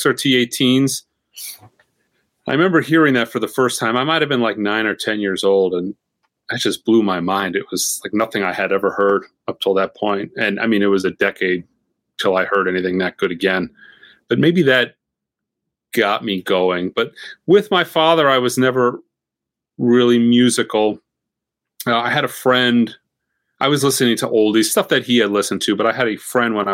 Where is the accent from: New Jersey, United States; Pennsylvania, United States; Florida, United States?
Florida, United States; growing up in Florida